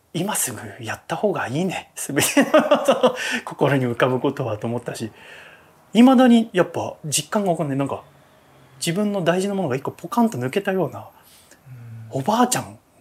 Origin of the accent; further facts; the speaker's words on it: Yokohama, Kanagawa, Japan; 私は神奈川の横浜出身なんだけど